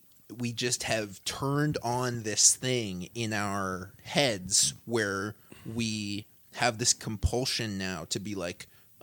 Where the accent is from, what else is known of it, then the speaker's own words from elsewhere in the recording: Pacific Northwest, United States; Growing up in the Pacific Northwest